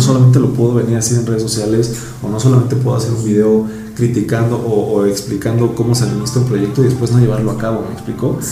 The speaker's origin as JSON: {"language": "Spanish", "region": "Mexico City", "country": "Mexico", "said": "yo soy de Iztapalapa, puesto de México"}